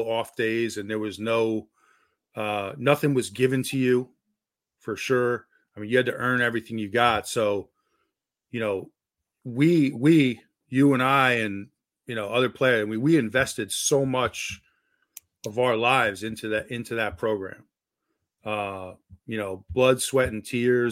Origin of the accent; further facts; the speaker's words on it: New Jersey, United States; moved away; growing up in New Jersey